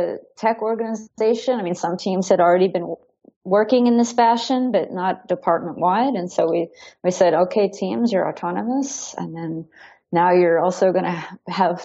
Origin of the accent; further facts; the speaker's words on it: United States; now in Berlin, Germany; as an American